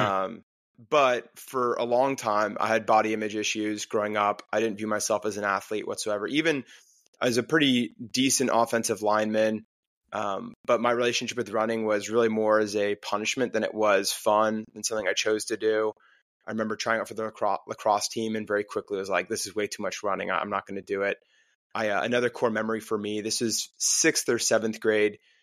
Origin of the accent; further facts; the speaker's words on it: Park City, Utah, United States; also born or lived in New Jersey; now in Louisville, United States; I grew up in New Jersey. Parents got divorced when I was eight, moved to Utah, Park City, Utah.